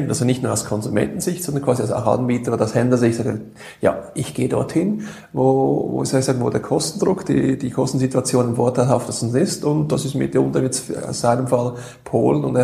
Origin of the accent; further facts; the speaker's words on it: Switzerland; als Schweizer, doch habe ich überhaupt keine Berührungsängste mehr im Ausland